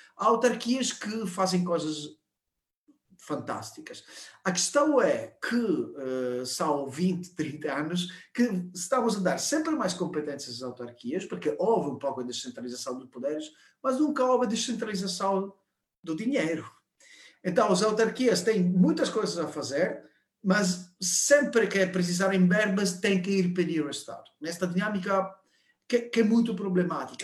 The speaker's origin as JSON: {"language": "Portuguese", "country": "Italy", "second_language": "Portuguese", "moved": "yes", "lives_now": "Portugal", "said": "Eu sou italiano"}